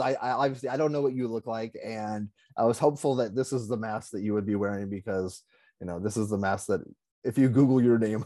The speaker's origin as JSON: {"language": "English", "town": "Los Angeles", "region": "California", "country": "United States", "tie": "born or raised there", "also_born_or_lived": "Texas", "said": "I grew up in Los Angeles"}